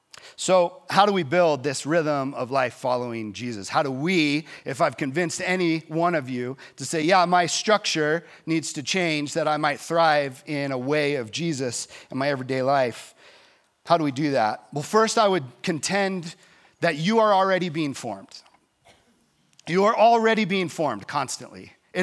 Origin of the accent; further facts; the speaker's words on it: Texas, United States; Like, yeah, I grew up in Texas.